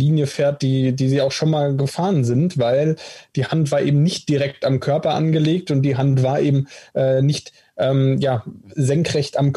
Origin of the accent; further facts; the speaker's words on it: Stuttgart, Baden-Württemberg, Germany; Ich glaube, als Stuttgarter würde ich sagen, ist ein klarer Elfmeter.